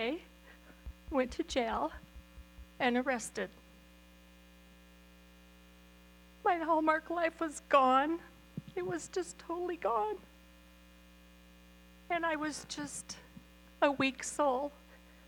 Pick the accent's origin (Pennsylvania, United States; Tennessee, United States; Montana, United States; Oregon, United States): Montana, United States; Glasgow; also born or lived in Malta, Montana; I grew up in Glasgow. I was raised here.